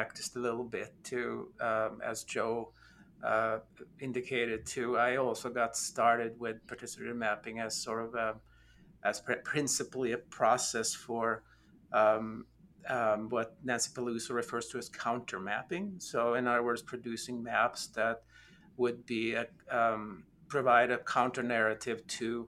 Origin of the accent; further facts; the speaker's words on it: Norway; now in Austin, United States; I am originally from Norway